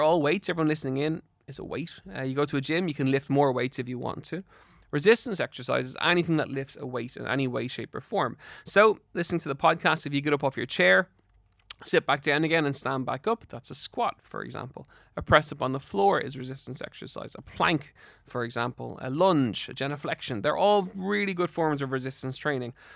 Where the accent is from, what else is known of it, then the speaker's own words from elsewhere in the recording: Ireland; in Ireland